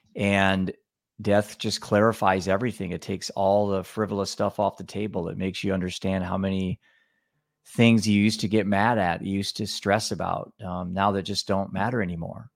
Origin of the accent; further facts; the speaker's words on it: Cedar Rapids, Iowa, United States; I'm from Cedar Rapids, Iowa